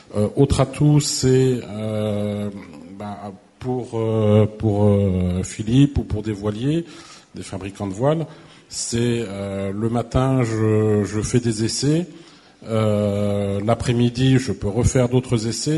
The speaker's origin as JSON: {"language": "French", "region": "Brittany", "country": "France", "moved": "yes", "lives_now": "Occitanie, France", "said": "je suis breton d'origine"}